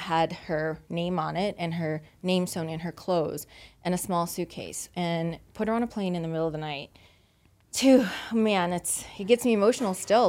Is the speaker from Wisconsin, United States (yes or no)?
no; Louisiana, United States; now in Las Vegas, United States; I've been in Vegas for twenty-two years, but I'm originally from Louisiana